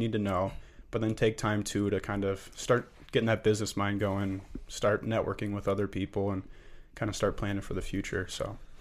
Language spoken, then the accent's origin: English; Lake Zurich, Illinois, United States; moved away as an adult; I am from Lake Zurich, Illinois, suburb of Chicago. Um, grew up with an incredible family back home.